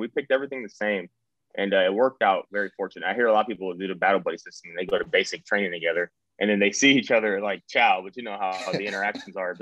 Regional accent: Cleveland, Ohio, United States; moved away as an adult; I'm from Cleveland. I've never been anywhere other than now

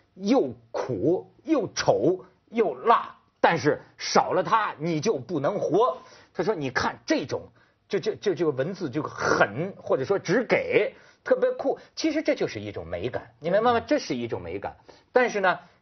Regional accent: China; 我就是生， 生在红旗下，长在大陆

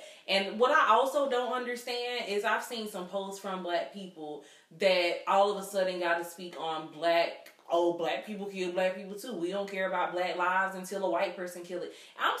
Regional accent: the South, United States; being born and raised in the South

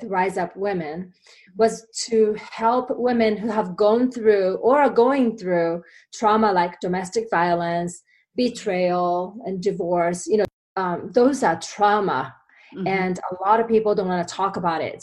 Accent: Japan; English is a second language; moved away as an adult; now in United States; I came from Japan many years ago now. I've been here longer than I was in Japan now. So I came here after graduating college

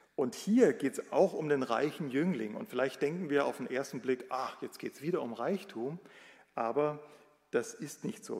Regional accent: Germany; bei uns in Deutschland

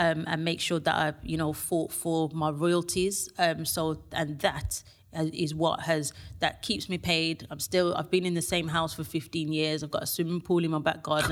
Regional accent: Birmingham, West Midlands, United Kingdom; from Birmingham

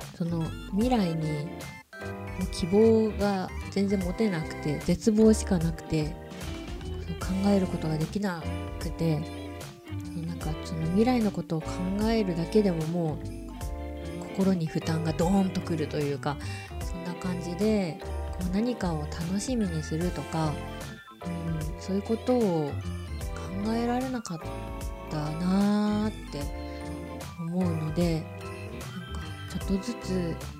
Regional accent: Japan; moved away; also born or lived in Singapore; お風呂文化で育った日本人

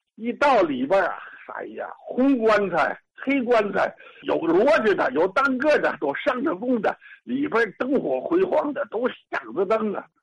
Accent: Tianjin, China; 我出生在西河后街三元里啊，门牌六号

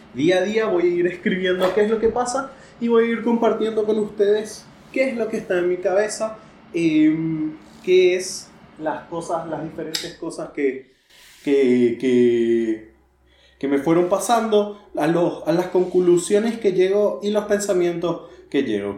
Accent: Paraguay; yo soy de Paraguay

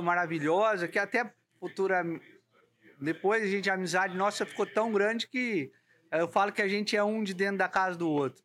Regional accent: São Paulo, Brazil; eu sou do estado de São Paulo

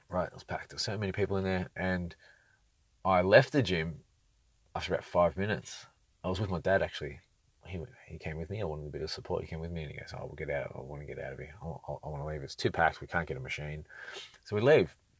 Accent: Sydney, New South Wales, Australia; moved away as an adult; now in Brisbane, Australia; Sydney's great. It was my, it was where I learned a lot, learned a lot of lessons growing up and connected with, with all my people

